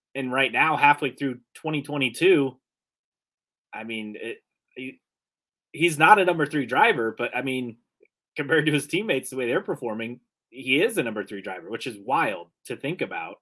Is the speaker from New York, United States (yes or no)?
no; Westfield, Indiana, United States; now in Northeast Indiana, United States; I'm originally from the Indy area, grew up in Westfield